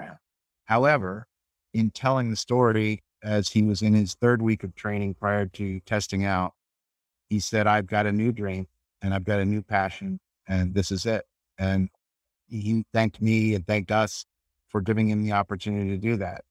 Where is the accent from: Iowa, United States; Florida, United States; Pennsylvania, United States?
Florida, United States; St. Petersburg; I'm from Saint Petersburg and, uh, grew up fishing